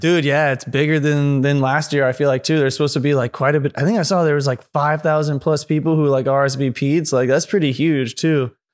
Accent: San Antonio, Texas, United States; moved away as an adult; also born or lived in Chicago, Illinois; now in San Francisco Bay Area, United States; I moved to the Bay from San Antonio, Texas. I was born in Chicago. I lived there till I was eight

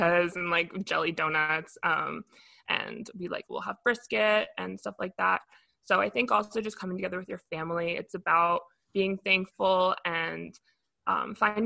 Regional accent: Westchester, New York, United States; I grew up in Westchester

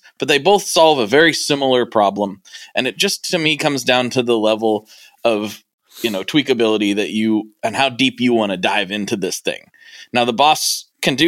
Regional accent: Portland, United States; I'm from Portland

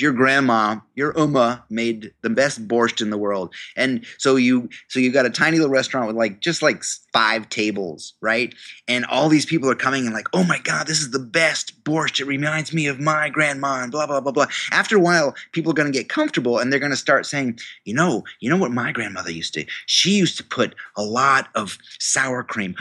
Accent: New York, United States; I went to the university in my hometown, um, State University of New York

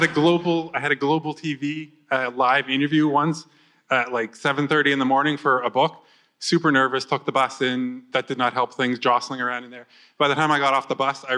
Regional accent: the Maritimes, Canada; also born or lived in Scotland, United Kingdom; growing up in the Maritimes, by the time I hit my early 20s

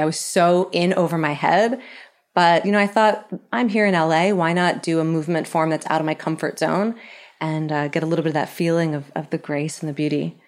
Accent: Philadelphia, Pennsylvania, United States; I'm from Philly

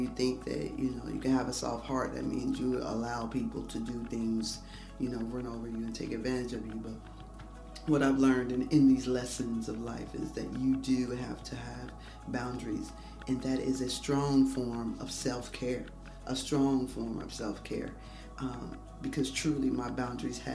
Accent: Dayton, Ohio, United States; homegrown from Dayton, Ohio, 70 miles west of Columbus

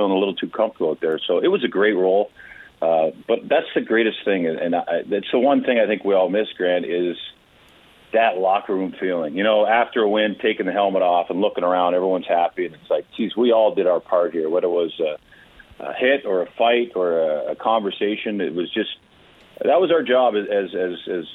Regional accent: Port Hardy, British Columbia, Canada; I grew up in Port Hardy, B.C. on Vancouver Island.

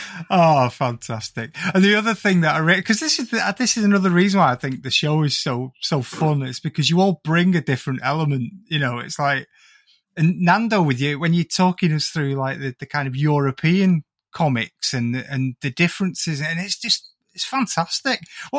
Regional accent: the Northwest, North West England, United Kingdom; being an ignoramus from like the Northwest

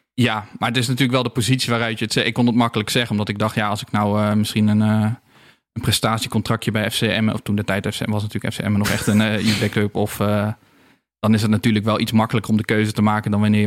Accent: Roosendaal, North Brabant, Netherlands; moved away; also born or lived in Helmond / Amsterdam; En ik kwam zelf ook uit Roosendaal

